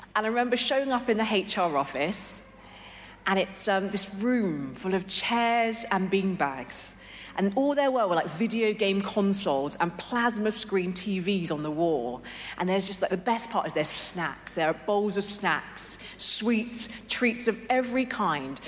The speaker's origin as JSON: {"language": "English", "region": "London", "country": "United Kingdom", "tie": "born or raised there", "also_born_or_lived": "Hong Kong / New York City", "moved": "as an adult", "said": "I was born and raised in London"}